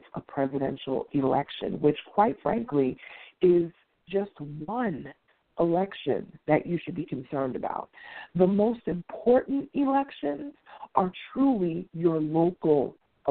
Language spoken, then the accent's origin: English; New York City, New York, United States; also born or lived in Washington, D.C. / Atlanta metro area; now in Atlanta, United States; I'm originally from New York City, and I, of course, that's where I grew up